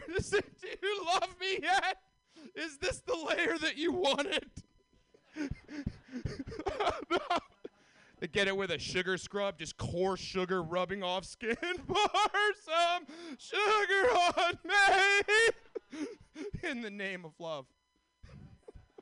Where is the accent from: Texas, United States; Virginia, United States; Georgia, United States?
Georgia, United States; Atlanta; moved away as an adult; now in California, United States; I'm from Atlanta